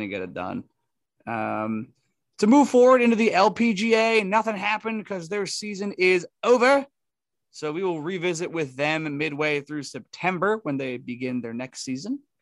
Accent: Northeast, United States; we're from the Northeast

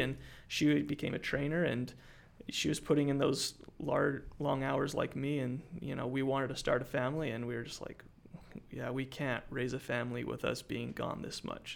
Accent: Utah, United States; moved away as an adult; I'm originally from Utah, I moved down here for the food industry

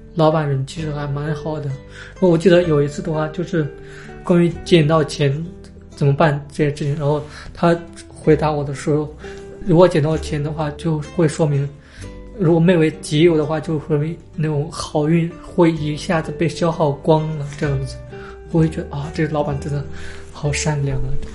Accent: northern China, China; now in Guangzhou, China; 作为一个北方人来说，会觉得特别地想家，就特别想吃那种家乡那边的食物。因为我们家乡那边的话，热干面会比较流行一点

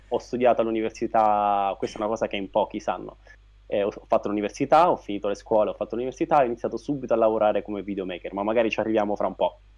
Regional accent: Pescara, Abruzzo, Italy; also born or lived in Rome; ho studiato a Roma, io sono di Pescara, e finita l'università sono tornato a Pescara

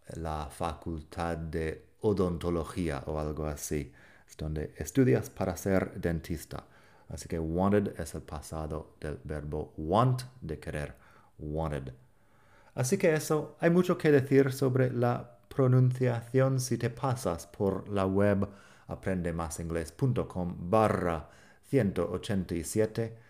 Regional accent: United States; accent: American English; Spanish is a second language; now in Barcelona, Spain

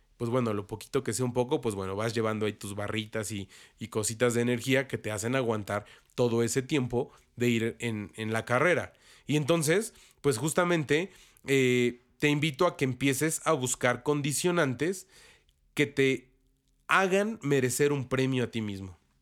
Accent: Mexico; los que somos mexicanos y católicos

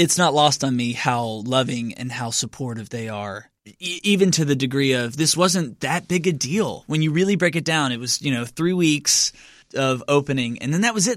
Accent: Lebanon, Kentucky, United States; now in Nashville, United States; I'm from Kentucky originally

